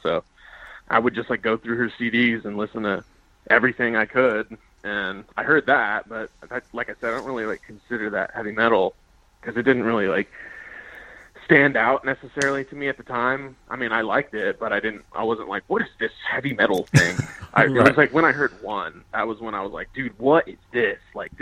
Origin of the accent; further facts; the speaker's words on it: Kaufman, Texas, United States; now in Dallas, United States; I grew up in Kaufman, Texas, which is like a small town that's like 45 minutes south of Dallas